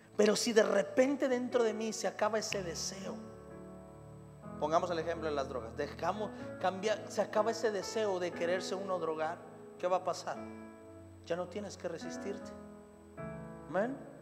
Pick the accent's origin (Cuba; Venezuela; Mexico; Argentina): Mexico; soy de la Noria Sur, Imagínese en la cañada